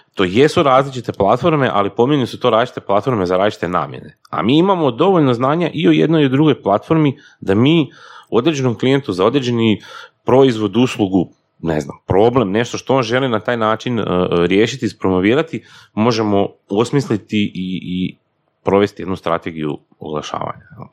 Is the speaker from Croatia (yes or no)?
yes; Slavonia, Croatia; ja sam slavonac, dolazim iz Slavonije